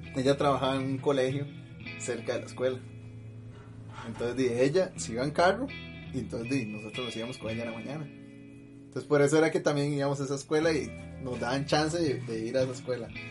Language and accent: Spanish; Pérez Zeledón, San José, Costa Rica; now in San José, Costa Rica; allá en Pérez, donde yo vivía